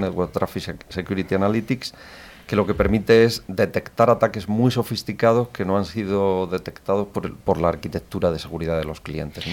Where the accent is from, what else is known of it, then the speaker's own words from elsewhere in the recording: Pegalajar, Andalusia, Spain; Yo nací en Pegalajar, es un pueblo de, Jaén, de la comarca de Sierra Mágina.